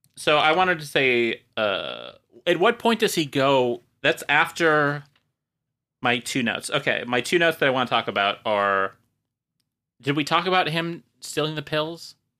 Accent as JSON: {"language": "English", "town": "Marshfield", "region": "Wisconsin", "country": "United States", "said": "I was a small town, Marshfield, Wisconsin"}